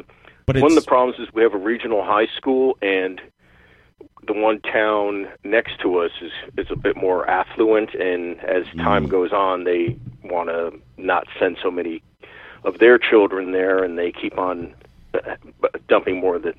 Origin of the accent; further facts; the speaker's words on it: Lyndhurst, New Jersey, United States; I was born in Jersey City. My family's from there, and we lived there for like under a year. Then I grew up mostly in Lyndhurst, right by the Meadowlands.